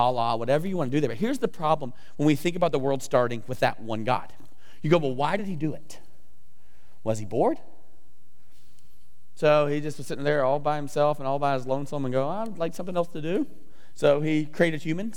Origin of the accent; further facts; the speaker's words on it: the South, United States; I'm from the South, I don't say that word right, I don't say the word 10